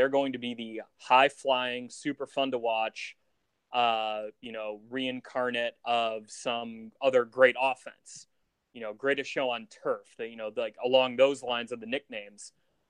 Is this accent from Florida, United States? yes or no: no; Chicago, Illinois, United States; I grew up in Chicago. I was 11 when Brian Urlacher would have been a rookie.